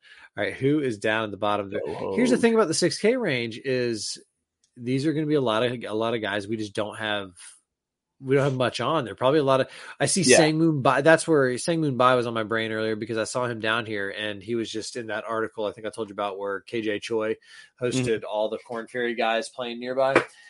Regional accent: the South, United States; People think that I'm Southern because I grew up in the South. My parents are from Michigan, right? I was raised in like a Midwestern kind of vibe household.

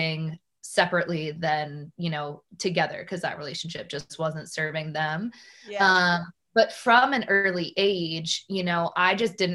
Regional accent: Newburyport, Massachusetts, United States; I grew up in Newburyport, Massachusetts

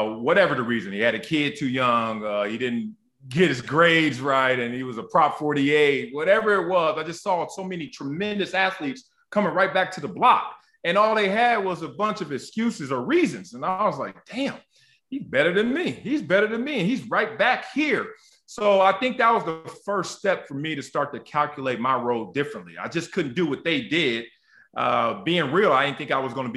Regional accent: Los Angeles, California, United States; also born or lived in Compton; growing up in Los Angeles, at the time, Compton, and then we moved South Central Los Angeles

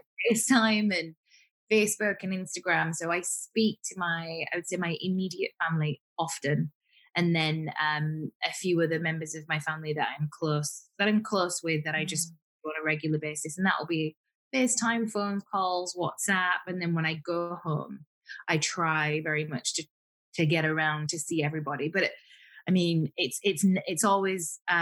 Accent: Huddersfield, Yorkshire and the Humber, United Kingdom; I grew up in Yorkshire, where a town called Huddersfield, which I thoroughly enjoyed

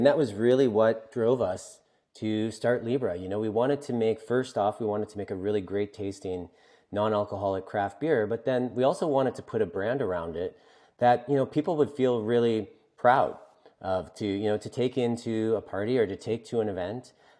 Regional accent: East Coast, Canada; I'm from the East Coast of Canada, you know, and it's particularly ingrained here

